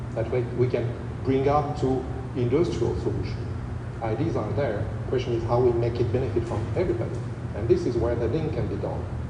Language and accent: English; Central African Republic; English is a second language; moved away; also born or lived in Europe / Paris; I was born in Central African Republic. So I spent 20 years in Europe, born in Central African Republic